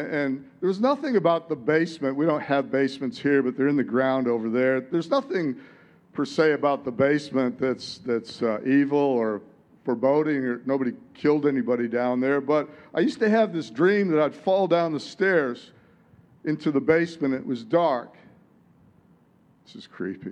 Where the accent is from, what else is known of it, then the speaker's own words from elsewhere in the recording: Detroit, Michigan, United States; In Detroit, where I come from, it's like, tell it like it is. I'm from Detroit